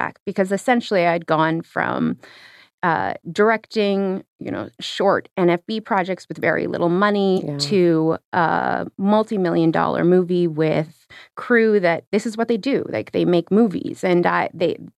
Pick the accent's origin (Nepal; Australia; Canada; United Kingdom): Canada; the Arctic; I'm from the Arctic.